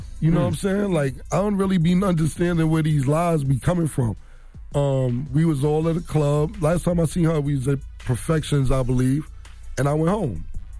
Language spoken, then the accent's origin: English; Harlem, New York, United States; You know what? I live in Harlem World, and I don't live there anymore, but I'm from Harlem World.